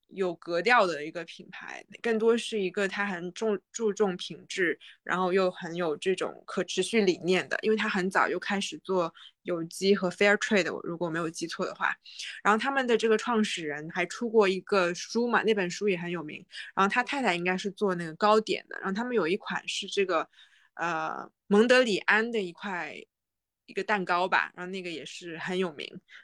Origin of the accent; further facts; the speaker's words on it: along the Yangtze River, Jiangnan, China; moved away; 我是江南人，长江边长大